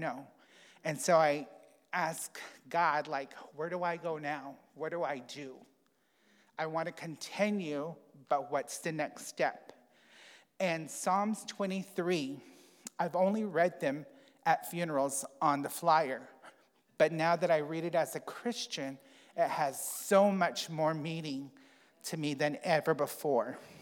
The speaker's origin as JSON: {"language": "English", "country": "United States", "tie": "born or raised there", "said": "I grew up on the Navajo reservation"}